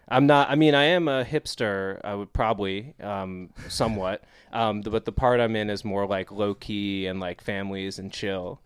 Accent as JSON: {"language": "English", "town": "Scarsdale", "region": "New York", "country": "United States", "tie": "born or raised there", "said": "I'm from New York, uh, born in, uh, New York City, and then grew up in the city, and then, uh, Westchester"}